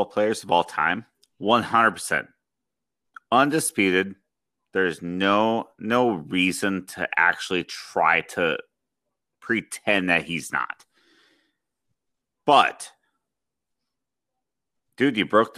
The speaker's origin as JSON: {"language": "English", "town": "Las Vegas", "region": "Nevada", "country": "United States", "said": "I'm from Las Vegas."}